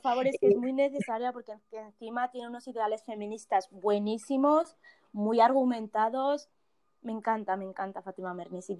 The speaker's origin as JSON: {"language": "Spanish", "country": "Morocco", "tie": "born or raised there", "moved": "yes", "lives_now": "Spain", "said": "yo soy de Marruecos"}